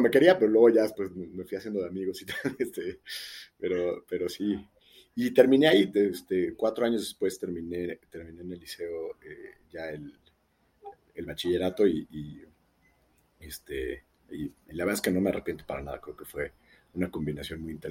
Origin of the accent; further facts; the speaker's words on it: France; accent: French; Entonces al principio me bulleaban un poco por mi, por mi acento francés.